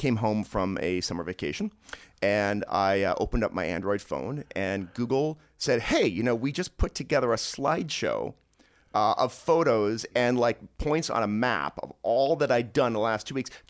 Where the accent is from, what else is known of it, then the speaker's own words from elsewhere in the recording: Toronto, Ontario, Canada; I grew up in suburban Toronto